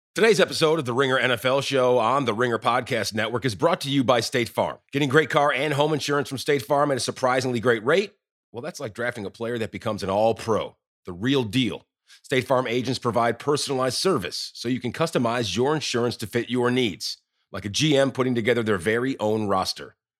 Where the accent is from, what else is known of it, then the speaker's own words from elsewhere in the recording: Chicago, Illinois, United States; the team from my hometown, the Chicago Bears